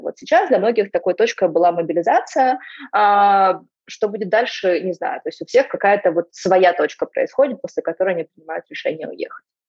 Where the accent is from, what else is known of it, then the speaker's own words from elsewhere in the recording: Donetsk, Donetsk Oblast, Ukraine; moved away as an adult; also born or lived in Zaporizhzhia / Moscow; я выросла и родилась в Донецке, и я жила там до начала Первой войны